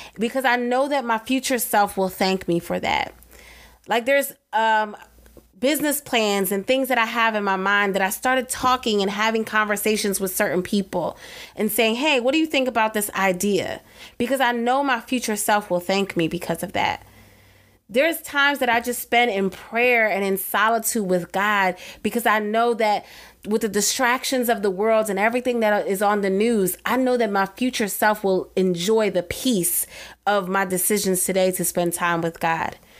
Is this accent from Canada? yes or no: no; East Coast, United States; I'm from the East Coast